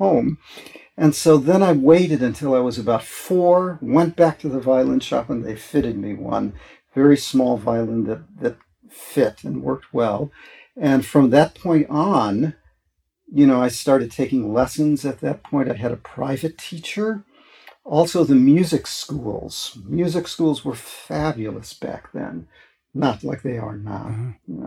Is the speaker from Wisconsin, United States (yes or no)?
yes; Milwaukee, Wisconsin, United States; moved away as an adult; now in San Francisco, United States; I grew up in Milwaukee, Wisconsin.